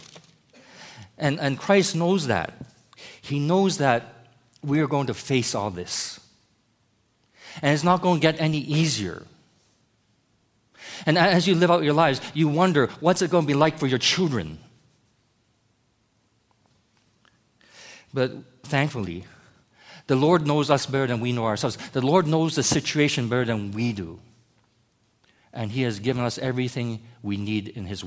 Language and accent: English; United States; moved away as an adult; I, as an American, a North American